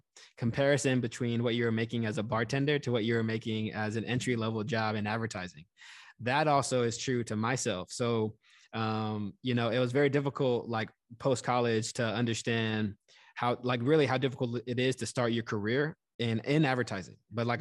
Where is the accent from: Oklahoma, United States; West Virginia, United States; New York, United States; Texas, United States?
Texas, United States; moved away as an adult; I grew up in Texas, went to school out of state.